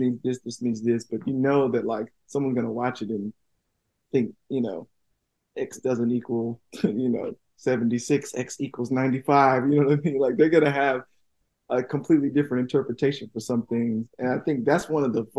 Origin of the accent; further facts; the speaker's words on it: Tuskegee, Alabama, United States; I'm from Tuskegee.